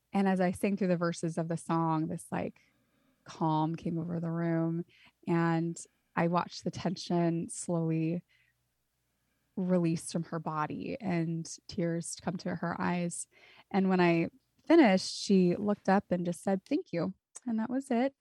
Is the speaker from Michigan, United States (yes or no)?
no; Santa Cruz, California, United States; I grew up in Santa Cruz, California.